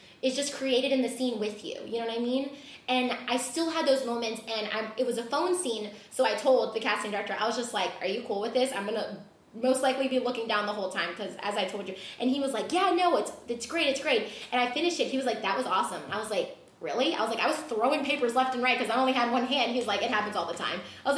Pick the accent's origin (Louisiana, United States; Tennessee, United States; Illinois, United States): Louisiana, United States; moved away; also born or lived in Los Angeles; So I'm in New Orleans now because I'm from Louisiana